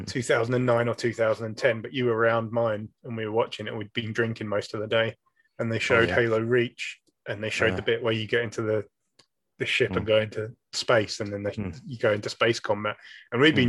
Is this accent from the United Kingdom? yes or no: yes; United Kingdom; we're British